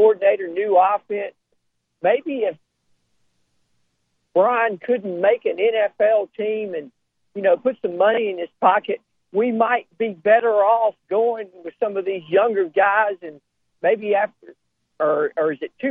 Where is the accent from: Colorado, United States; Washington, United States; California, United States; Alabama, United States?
Alabama, United States; Birmingham; I grew up in Birmingham